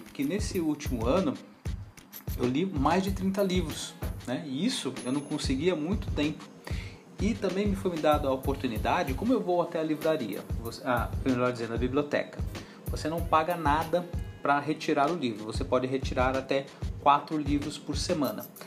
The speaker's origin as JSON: {"language": "Portuguese", "town": "Cruzeiro", "region": "São Paulo", "country": "Brazil", "tie": "born or raised there", "also_born_or_lived": "Araraquara / Santo André", "moved": "yes", "said": "Quando eu era criança, ah, em Cruzeiro, eu era associado à biblioteca municipal"}